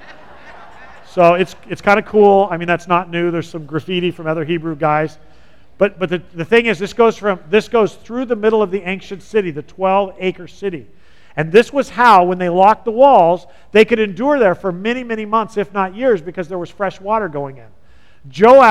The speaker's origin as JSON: {"language": "English", "region": "California", "country": "United States", "tie": "born or raised there", "moved": "yes", "said": "I'm from California and we lose a lot of our masculinity growing up there"}